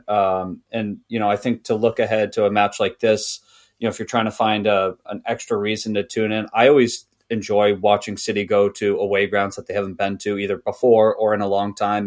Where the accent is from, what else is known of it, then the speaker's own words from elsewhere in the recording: United States; as an American, because when I played, um, soccer slash football in, uh, in high school